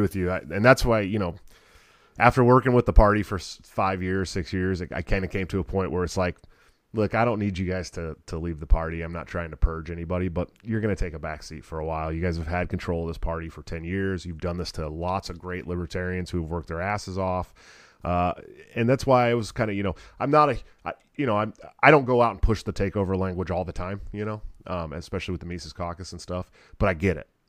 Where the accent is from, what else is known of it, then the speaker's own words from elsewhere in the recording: Bay Area, outside of Oakland, California, United States; now in Iowa, United States; I'm from the Bay Area, California, outside of Oakland.